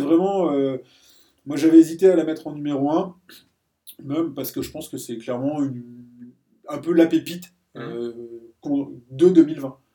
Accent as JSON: {"language": "French", "country": "France", "said": "en tant que français"}